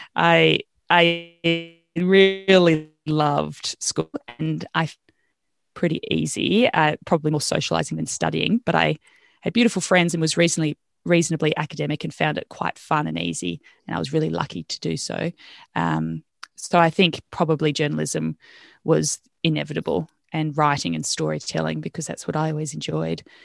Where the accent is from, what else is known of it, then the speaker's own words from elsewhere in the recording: Australia; moved away as an adult; also born or lived in Wales / Botswana / Wanaka, New Zealand / Tamworth, Australia; I could go back as an Australian resident